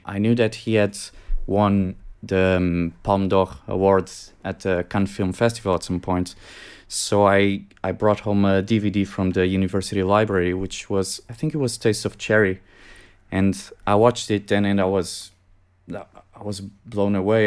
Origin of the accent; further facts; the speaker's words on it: Portugal; I came back in two thousand seventeen to my home country, Portugal.